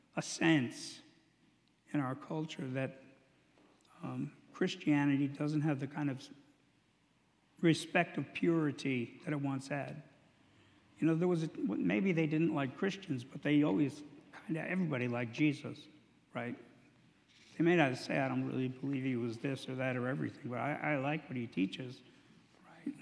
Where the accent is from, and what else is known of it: United States